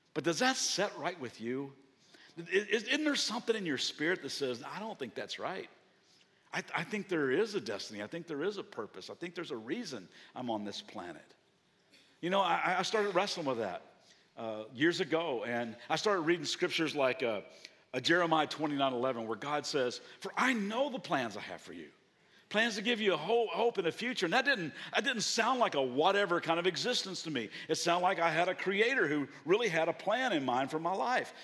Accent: Kentucky, United States; now in Southern California, United States; I'm from Kentucky

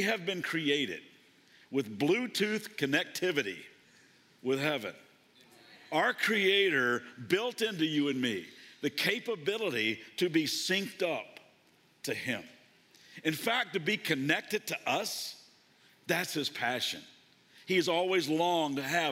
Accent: Kentucky, United States; I grew up in Kentucky

